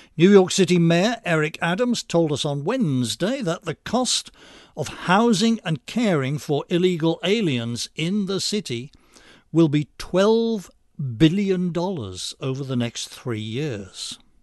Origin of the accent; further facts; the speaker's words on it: United Kingdom; now in United States; As an American ex-Brit